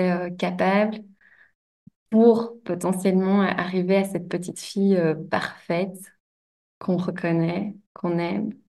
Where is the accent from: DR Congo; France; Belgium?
Belgium; donc je viens de Belgique. Euh, j'ai grandi à la campagne, à 20 minutes de Bruxelles environ.